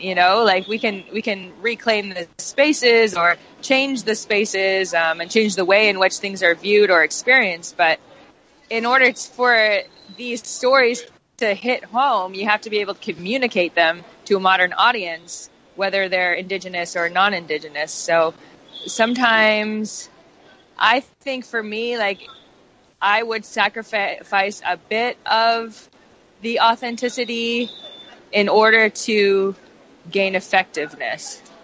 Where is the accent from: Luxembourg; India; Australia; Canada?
Canada; Saskatchewan; also born or lived in London; now in Los Angeles, United States; I grew up in Saskatchewan